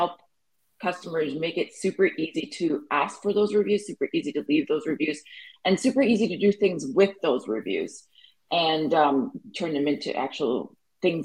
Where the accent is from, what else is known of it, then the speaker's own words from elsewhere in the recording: Canada; I'm Canadian